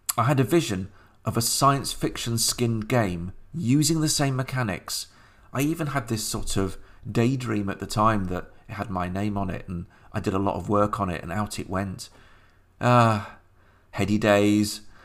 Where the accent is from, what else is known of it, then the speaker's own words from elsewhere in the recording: Sheffield, Yorkshire and the Humber, United Kingdom; the game shop on the moor in Sheffield, my hometown